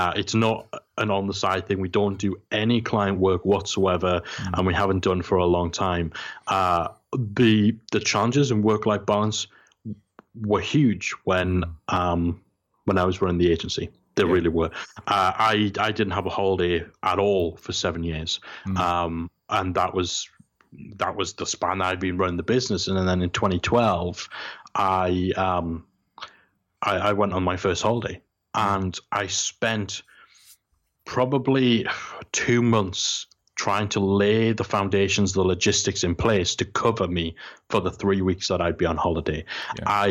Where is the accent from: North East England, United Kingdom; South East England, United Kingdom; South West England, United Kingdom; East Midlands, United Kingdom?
North East England, United Kingdom; Geordie; I'm Geordie, and I'm from the most working class place you come from.